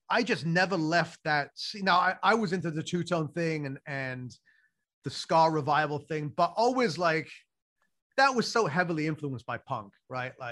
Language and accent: English; England, United Kingdom; I grew up in England and I love the place. And like, I still think of England as home